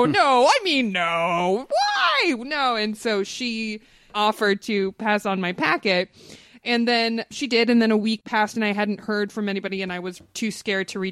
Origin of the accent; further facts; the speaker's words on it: Los Angeles, California, United States; we're both LA natives. I grew up in the Valley, you know, North Hollywood to be exact.